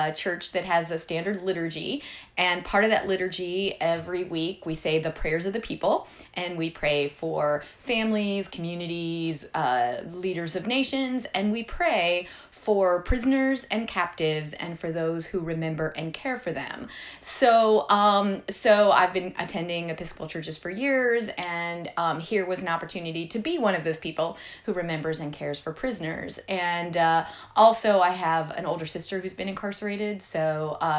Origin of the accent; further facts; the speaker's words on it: Cleveland, Ohio, United States; moved away as an adult; also born or lived in Georgia / Chicago; I'm from Cleveland